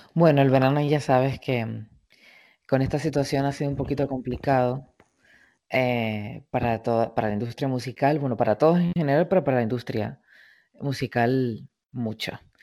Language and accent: Spanish; Canary Islands, Spain; moved away as an adult; also born or lived in Madrid; la isla, a mi tierra, a mi origen